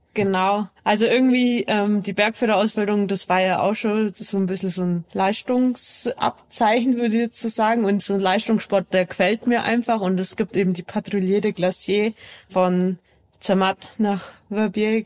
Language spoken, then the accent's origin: German; Allgäu, Bavaria, Germany; ich bin ja im Allgäu aufgewachsen